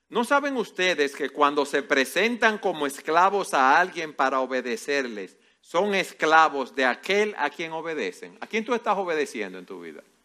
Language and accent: Spanish; Dominican Republic; como buen dominicano